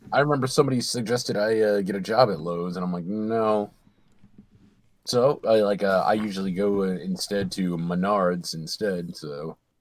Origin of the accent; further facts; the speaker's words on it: Michigan, United States; I'm from Michigan